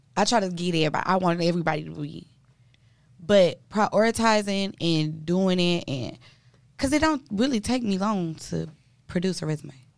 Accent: Milwaukee, Wisconsin, United States; my hometown, Milwaukee, Wisconsin

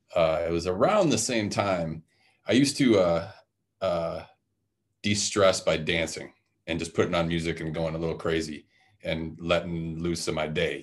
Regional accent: Detroit, Michigan, United States; I grew up uh, in a very musical culture where I grew up in Detroit, Michigan

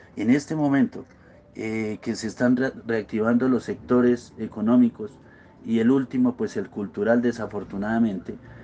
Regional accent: Corrales, Boyacá, Colombia; soy un empresario boyacense, nacido en el municipio de Corrales

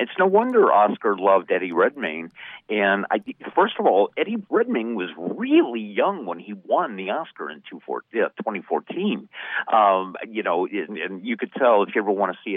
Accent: Ohio, United States; growing up in Ohio

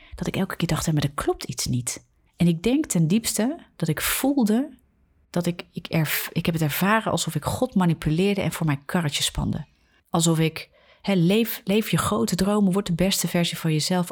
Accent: Netherlands; We zijn als Nederlanders heel nuchter, heel redenerend

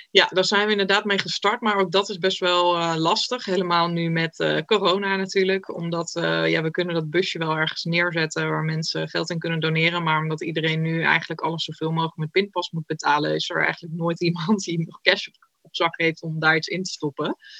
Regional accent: Utrecht, Netherlands; ik kom uit Utrecht

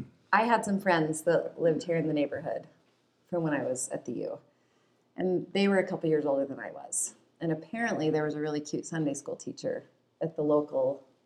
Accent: Ogden, Utah, United States; also born or lived in Provo, Utah; Okay, I grew up in Ogden.

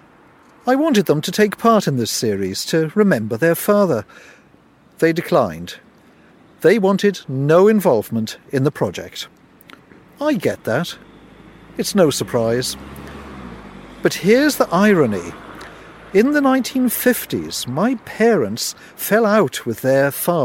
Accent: Cardiff, Wales, United Kingdom; We grew up together in Cardiff in the 1950s

